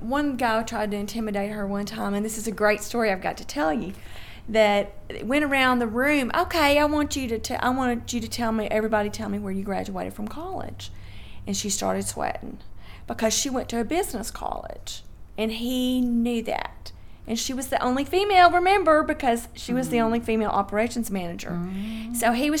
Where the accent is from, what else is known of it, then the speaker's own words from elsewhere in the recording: Memphis, Tennessee, United States; also born or lived in Dyersburg, Tennessee; we moved to Memphis, and I grew up in Memphis, too.